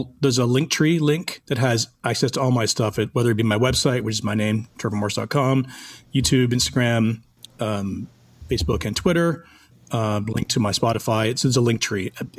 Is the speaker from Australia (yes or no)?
no; Toronto, Ontario, Canada; moved away as an adult; now in Los Angeles, United States; It's Toronto, man. That's my hometown. That's where I, started my career. And all my family's there.